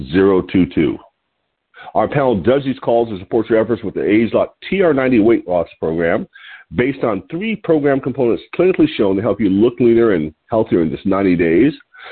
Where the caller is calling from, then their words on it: Lompoc, California, United States; I'm your host today. I'm calling in from Lompoc, California, which is 54 miles north of Santa Barbara on California's beautiful central coast.